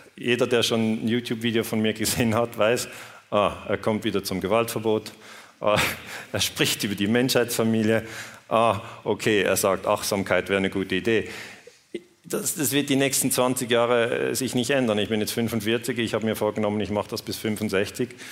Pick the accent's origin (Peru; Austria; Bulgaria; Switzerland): Switzerland; accent: Swiss; ich komme aus der Schweiz, ich spreche mit diesem Schweizer Akzent